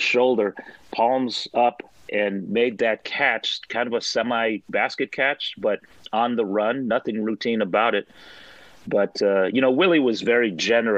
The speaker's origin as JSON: {"language": "English", "area": "San Francisco Bay Area", "region": "California", "country": "United States", "tie": "born or raised there", "said": "I grew up in the San Francisco Bay Area"}